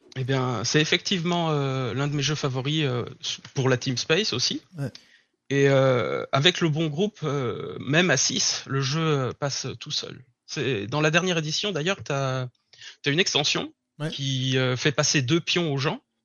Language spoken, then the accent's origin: French; Burgundy, Bourgogne-Franche-Comté, France; moved away as an adult; now in Berlin, Germany; je viens de la France. Je suis originaire d'un petit village en Bourgogne.